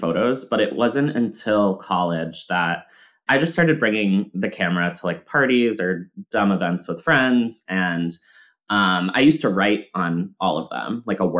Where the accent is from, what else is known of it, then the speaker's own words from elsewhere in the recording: Massachusetts, United States; And we're talking about like, where did you grow up? Oh my God, Massachusetts, me too.